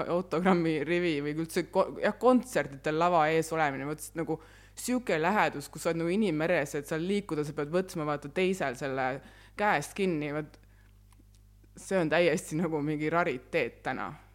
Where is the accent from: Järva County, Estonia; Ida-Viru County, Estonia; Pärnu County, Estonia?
Järva County, Estonia; Väätsa; ma olen pärit Väätsalt.